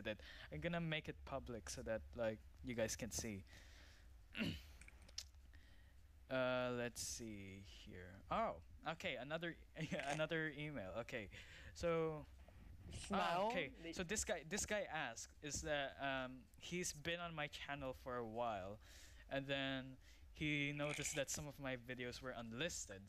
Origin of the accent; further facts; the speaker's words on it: Philippines; now in United Arab Emirates; I came from Philippines, so I'm a Filipino.